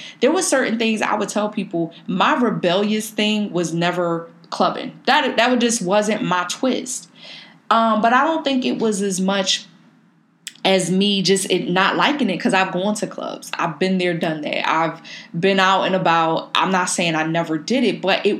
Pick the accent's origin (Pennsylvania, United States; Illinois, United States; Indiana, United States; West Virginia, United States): Pennsylvania, United States; Philadelphia; growing up in North Philly